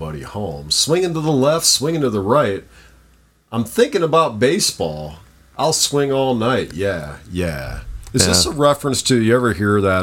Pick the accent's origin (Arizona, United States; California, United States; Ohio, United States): Ohio, United States; Cuyahoga Falls; I was a little fat kid growing up in Coggle Falls, Ohio